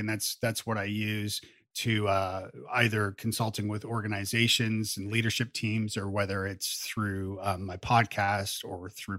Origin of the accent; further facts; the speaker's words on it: Canada; also born or lived in Ireland; There's a certain sort of humbleness in being Canadian that's ingrained in your DNA.